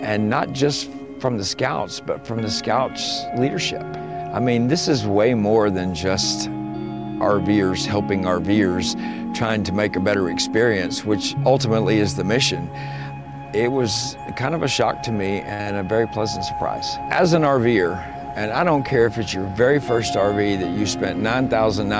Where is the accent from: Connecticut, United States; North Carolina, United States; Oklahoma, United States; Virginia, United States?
Oklahoma, United States; Sand Springs; I am from Sand Springs, Oklahoma